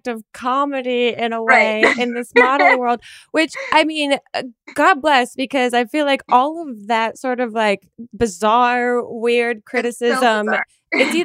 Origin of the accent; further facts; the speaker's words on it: New Jersey, United States; I'm from New Jersey